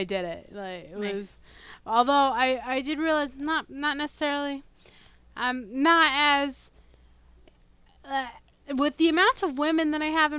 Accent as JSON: {"language": "English", "country": "United States", "said": "We're American"}